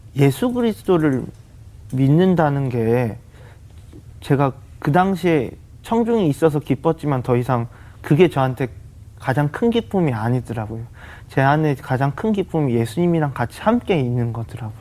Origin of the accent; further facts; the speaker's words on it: Gyeongsang, South Korea; 저도 경상도 사람이라서